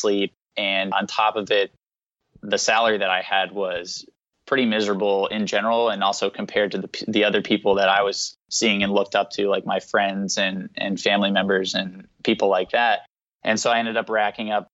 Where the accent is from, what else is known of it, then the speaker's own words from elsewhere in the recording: New Jersey, United States; moved away as an adult; also born or lived in North Carolina; I grew up in New Jersey, actually, about an hour outside of New York City